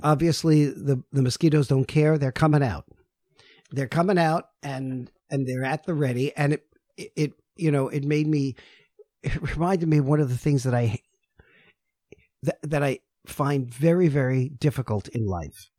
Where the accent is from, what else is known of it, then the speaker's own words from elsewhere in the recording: New York City, New York, United States; I'm from New York City